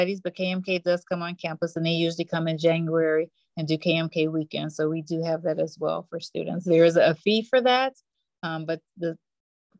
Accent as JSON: {"language": "English", "town": "Chicago", "region": "Illinois", "country": "United States", "tie": "born or raised there", "said": "Born and raised in Chicago"}